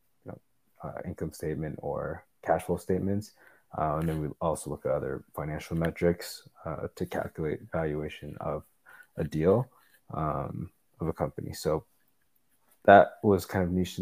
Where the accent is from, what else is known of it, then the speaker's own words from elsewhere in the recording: Toronto, Ontario, Canada; I'm still living here in Toronto, where I was born and raised